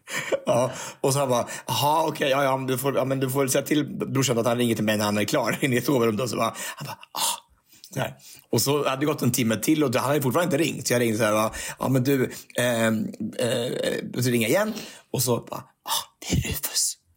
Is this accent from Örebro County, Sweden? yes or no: yes; Örebro, Örebro County, Sweden; born or raised there; moved away